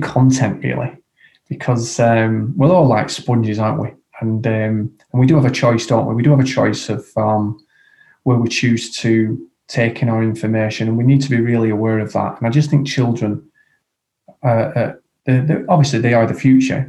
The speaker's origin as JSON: {"language": "English", "town": "Blackburn", "region": "North West England", "country": "United Kingdom", "tie": "born or raised there", "said": "my hometown of Blackburn"}